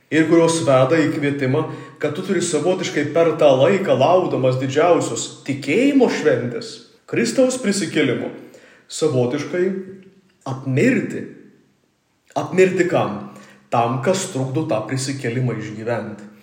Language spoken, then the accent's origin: Lithuanian; Samogitia, Lithuania; mes žemaičiai